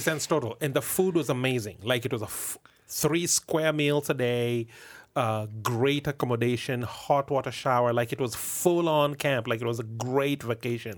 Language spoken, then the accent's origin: English; Kenya; moved away as an adult; now in Canada; me being a Kenyan